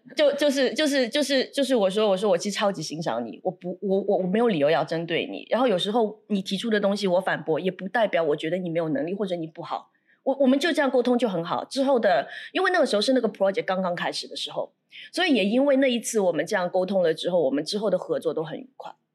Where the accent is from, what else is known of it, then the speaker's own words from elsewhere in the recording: Shanghai, China; now in Singapore; 我是来自上海的